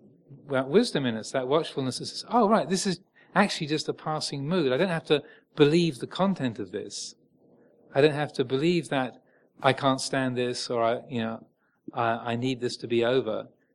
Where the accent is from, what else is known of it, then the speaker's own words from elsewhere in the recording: England, United Kingdom; And I know we're English, well, most of us. We're living in England, so we tend to sort of hide behind a veneer of everything's fine, and especially Southern English.